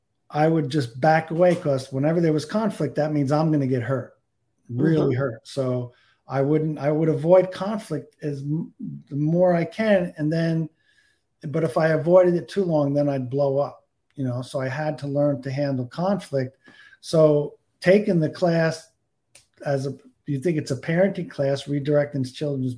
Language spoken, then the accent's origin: English; New Jersey, United States; I grew up in New Jersey